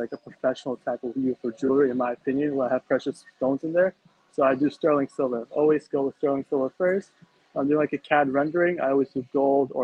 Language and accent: English; New York City, New York, United States; now in New Jersey, United States; I was born and raised in New York, then I moved to New Jersey, and then that's where I live currently